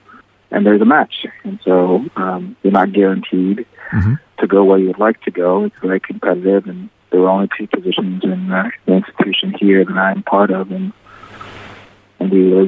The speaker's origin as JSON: {"language": "English", "region": "South Carolina", "country": "United States", "tie": "born or raised there", "said": "I got accepted to the Medical University of South Carolina in my home state of South Carolina."}